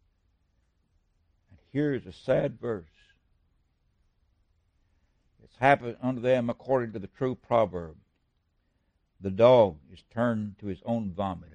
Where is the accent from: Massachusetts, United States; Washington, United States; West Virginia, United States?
West Virginia, United States; he's from my home state